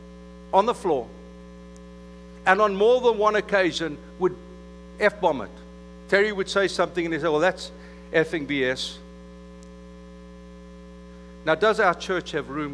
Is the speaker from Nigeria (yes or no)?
no; South Africa; moved away; I was from South Africa amongst the Afrikaans community. That's kind of Redneckville. And so I went to high school in an English-speaking community